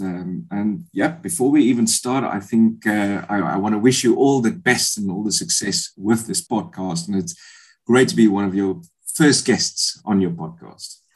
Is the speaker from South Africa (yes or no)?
yes; Bloemfontein, Free State, South Africa; moved away as an adult; also born or lived in England; I come from Bloemfontein, um, grew up there.